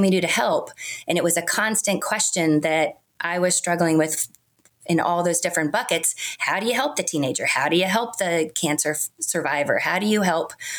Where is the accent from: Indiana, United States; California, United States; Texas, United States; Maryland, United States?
Maryland, United States; Montgomery County, D.C.; I grew up in Montgomery County, which is an affluent suburb outside of Washington, D.C.